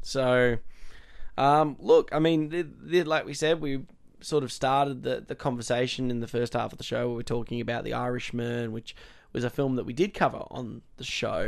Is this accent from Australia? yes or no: yes; Australia; being Australian